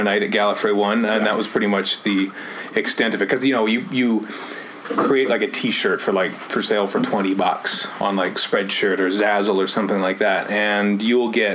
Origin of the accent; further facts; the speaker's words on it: Canada; we're Canadian